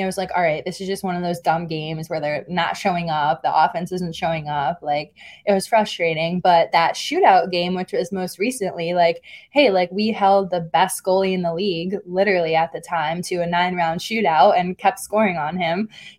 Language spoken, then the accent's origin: English; Wallingford, Connecticut, United States; moved away as an adult; now in New York City, United States; born and raised in Wallingford, Connecticut, which a lot of people don't know where that is, but I always tell people it's in New Haven County. So kind of in the New Haven area of the state, which is closer to New York than Boston.